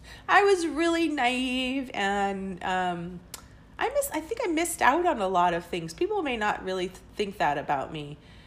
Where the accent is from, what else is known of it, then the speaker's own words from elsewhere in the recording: England, United Kingdom; born there; I have two birth certificates because I was born in England and, my dad was in the military.